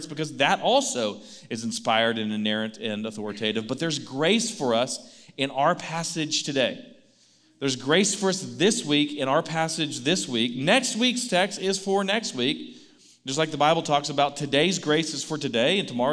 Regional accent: Baytown, Texas, United States; Baytown, my hometown

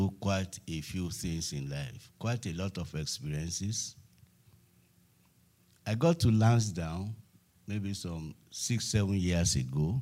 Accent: Lagos, Nigeria; I'm from Lagos

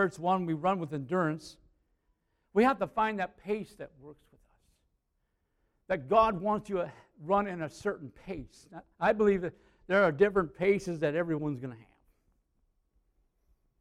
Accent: Aitkin, Minnesota, United States; I was from Aiken

